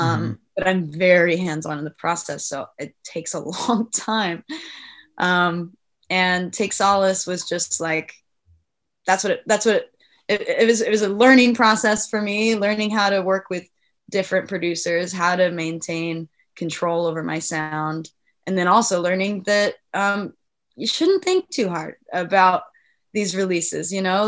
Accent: Ireland; I'm Irish, so it's in my blood

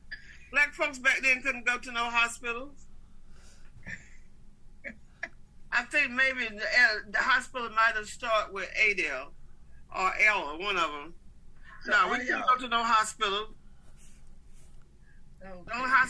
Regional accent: Goldsboro, North Carolina, United States; accent: twang; I was born in Goldsboro, North Carolina.

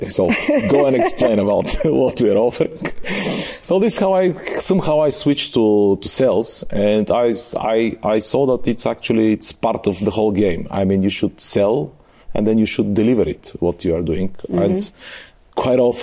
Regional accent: Bulgaria; also born or lived in Germany; I was the guy from Bulgaria, from the from, let's say, the ex-Soviet world.

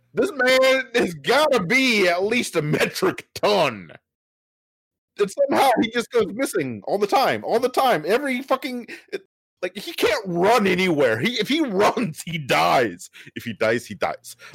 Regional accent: South Dakota, United States; I grew up in South Dakota.

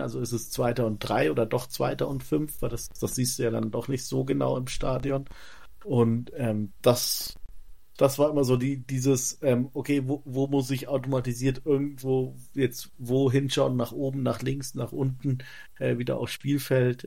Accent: Germany; als Deutscher

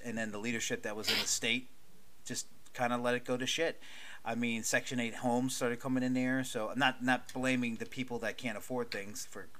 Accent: Baltimore County, Maryland, United States; moved away as an adult; also born or lived in Dundalk, Maryland / North Carolina / Charlotte, North Carolina; now in South Carolina, United States; I grew up in Baltimore County. Well, I didn't grow up in Baltimore County. I was born in Baltimore County which is basically kind of like Mecklenburg County to Charlotte, if that makes sense.

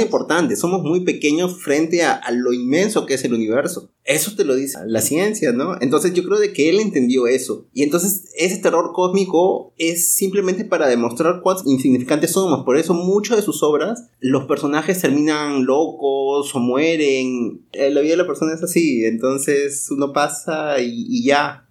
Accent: Peru; now in Brazil; nosotros somos también inmigrantes, ¿no? Nosotros somos peruanos, pero vivimos en Brasil

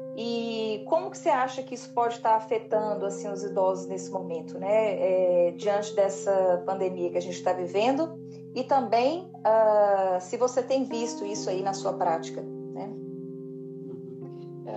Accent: Montes Claros, Minas Gerais, Brazil; moved away as an adult; now in Belo Horizonte, Brazil; me dá uma saudadezinha lá de Montes Claros, minha terra

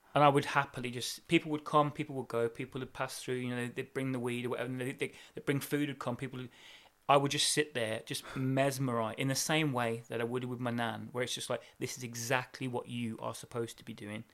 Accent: Birmingham, West Midlands, United Kingdom; we're from Brom as well

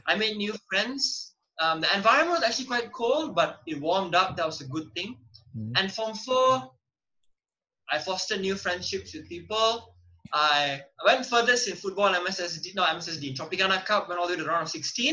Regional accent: Rawang, Selangor, Malaysia; also born or lived in Tamil Maha school area; I finished primary school in Rawang

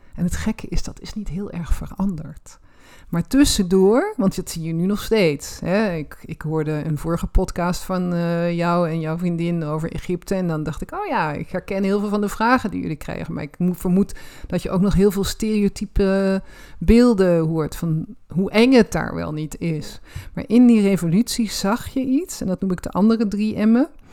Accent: Roermond, Limburg, Netherlands; Ik ben in Roermond opgegroeid

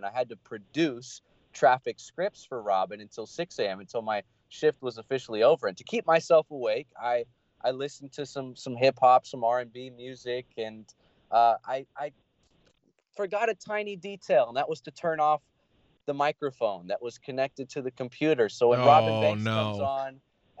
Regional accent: Long Beach, California, United States; moved away as an adult; now in San Luis Obispo, United States; I'm born and raised in Long Beach

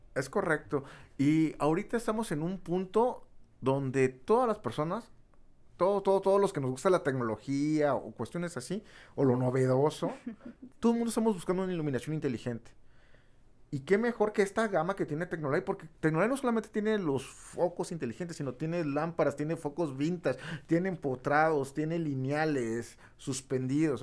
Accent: Tabasco, Mexico; yo soy de Tabasco

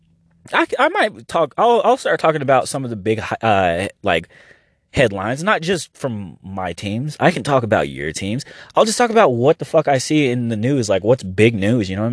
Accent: Oklahoma, United States; We're from Oklahoma

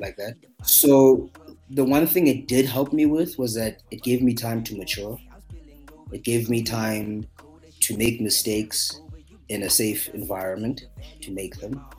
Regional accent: Johannesburg, Gauteng, South Africa; I'm from Johannesburg, South Africa

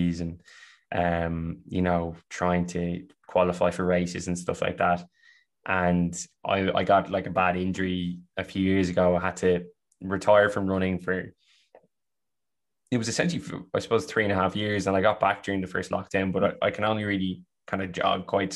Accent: Ireland; accent: Irish; you can hear by my accent, you know, I'm a white Irish man.

